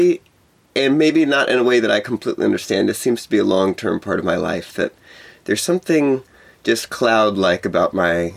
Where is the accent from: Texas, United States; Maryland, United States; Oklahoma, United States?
Texas, United States; moved away; also born or lived in Hawaii; I moved away from Texas, where I grew up